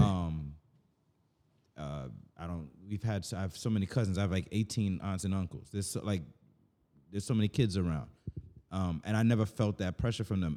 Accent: Jamaica; me just speaking as a Jamaican

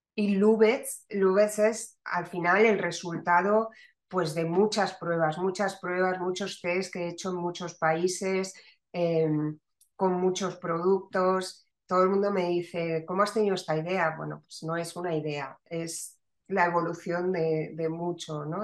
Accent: Madrid, Community of Madrid, Spain; moved away as an adult; also born or lived in Barcelona / Valencia; now in Málaga, Spain; yo soy madrileña, pero una madrileña con hijos malagueños

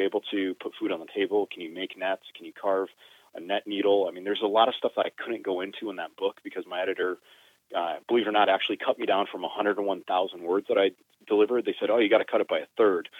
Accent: Connecticut, United States; I'm from New England. I'm from Connecticut. I born and raised here

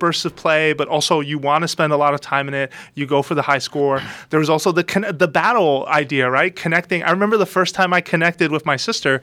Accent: New York City, New York, United States; I grew up in the Bronx

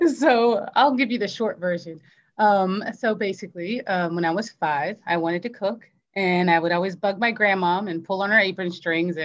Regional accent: Virginia, United States; moved away as an adult; now in Florida, United States; In Virginia. I'm from Virginia

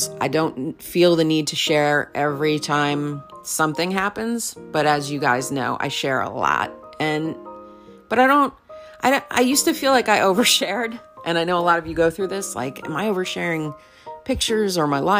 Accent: New York, United States; I'm a New Yorker

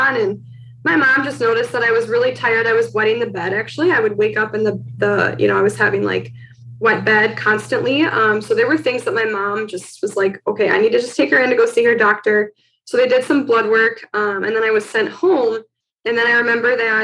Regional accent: Milwaukee, Wisconsin, United States; So I live in Milwaukee. I've always lived in Milwaukee, Wisconsin for like my whole life. I grew up in Wisconsin

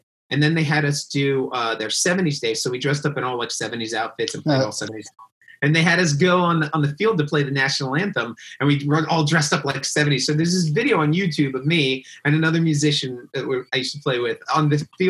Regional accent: Silver Spring, Maryland, United States; I grew up obviously in Silver Spring, Maryland, where I live now

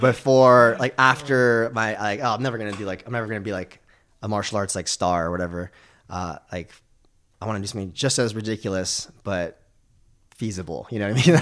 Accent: California, United States; growing up in America, California

